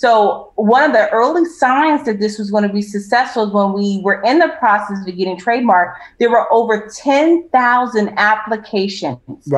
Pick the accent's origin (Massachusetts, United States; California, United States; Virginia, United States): California, United States; Los Angeles; I'm from Los Angeles, so they call me ….